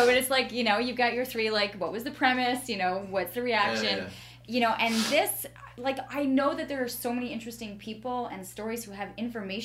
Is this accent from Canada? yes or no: yes; Canada; as Canadians